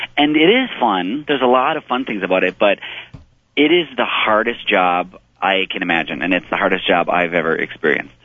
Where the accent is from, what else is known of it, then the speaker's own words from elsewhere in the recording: Midwest, United States; I was raised in the Midwest.